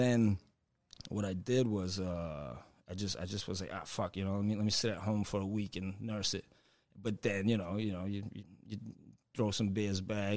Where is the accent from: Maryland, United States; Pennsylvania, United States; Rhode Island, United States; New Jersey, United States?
Rhode Island, United States; Central Falls; also born or lived in North Smithfield, Rhode Island; I grew up in Central Falls, and then and then we moved to North Smithfield when I was 15